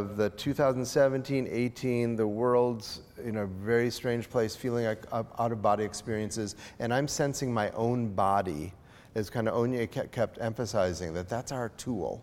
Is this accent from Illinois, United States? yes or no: yes; outside of Chicago, Illinois, United States; I grew up outside of Chicago